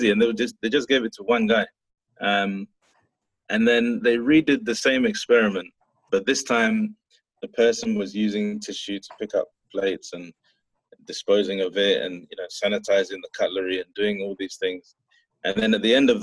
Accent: Ghana; being Ghanaian

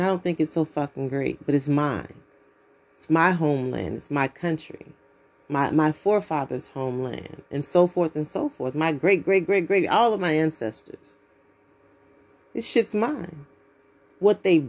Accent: United States; As American citizens

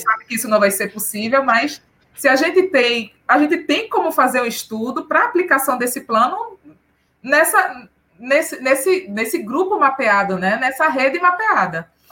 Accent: Recife, Pernambuco, Brazil; Eu sou de Recife

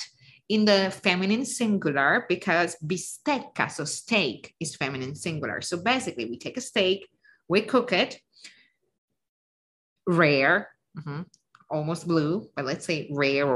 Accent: Lake Como, Lombardy, Italy; also born or lived in Piedmont; I know I said I'm from Lake Como, but my grandparents were from Piedmont

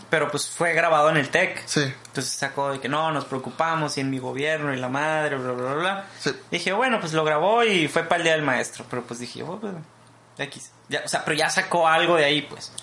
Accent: Mexico; somos mexicanos y somos universitarios

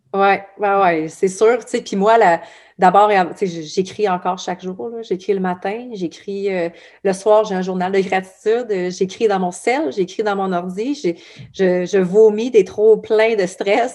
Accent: Abitibi, Quebec, Canada; je viens de l'Abitibi

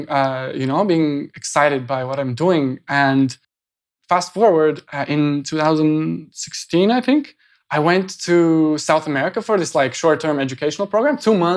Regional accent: Latvia; moved away; I just went back to Latvia

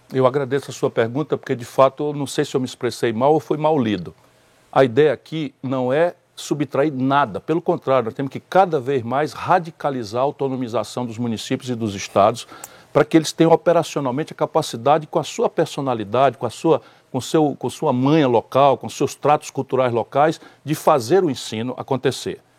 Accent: Northeast Region, Brazil; no Nordeste, de onde eu venho

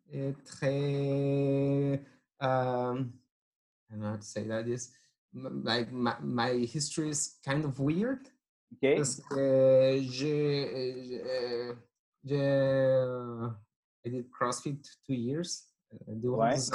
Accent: Mexico; first language Spanish; French is a second language; moved away as an adult; now in Quebec, Canada; je, suis, mexicain. J'ai 28 ans. ma langue maternelle est espagnole, mais je parle français un peu.

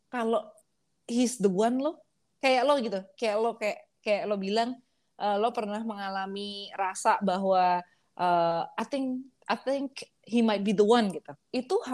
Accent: Java, Indonesia; permisi gue orang Jawa nih coba kita kita tes

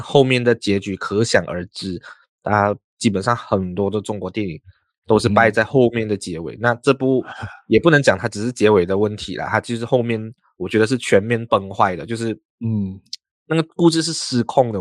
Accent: Malaysia; 因为我们是马来西亚人啊

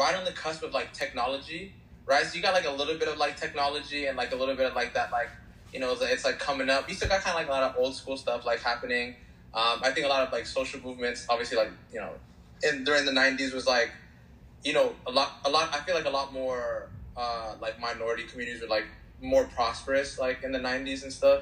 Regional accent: Chicago, Illinois, United States; I was born in Chicago

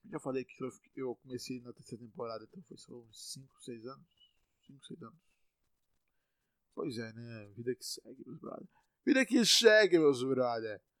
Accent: Salvador, Bahia, Brazil; eu estou em Salvador, eu sou de Salvador, estou em Salvador, eu nasci em Salvador, moro em Salvador

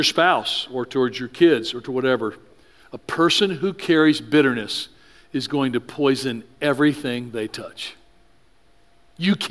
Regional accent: the South, United States; I grew up in the South.

